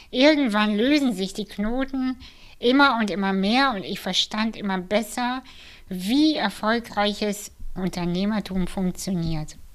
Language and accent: German; Kazakhstan; born there